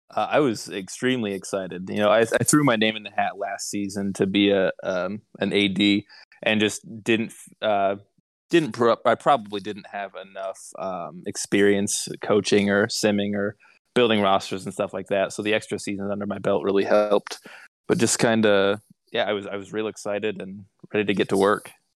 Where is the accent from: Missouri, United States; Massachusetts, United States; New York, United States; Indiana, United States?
Indiana, United States; I am from Indiana